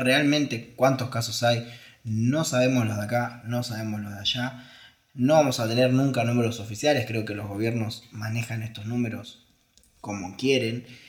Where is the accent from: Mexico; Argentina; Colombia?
Argentina; como argentinos